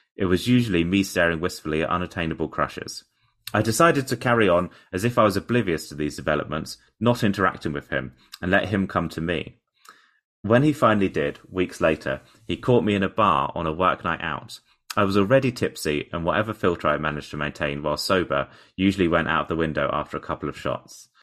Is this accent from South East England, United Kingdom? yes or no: yes; Portsmouth, South East England, United Kingdom; born or raised there